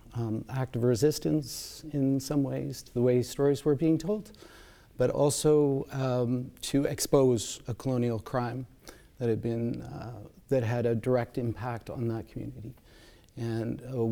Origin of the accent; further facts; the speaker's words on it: Saskatoon, Saskatchewan, Canada; moved away; also born or lived in Puslinch Township, Ontario; I was raised mostly in Treaty 6 territory in Saskatoon, but I was born not far from here in Puss Lynch Township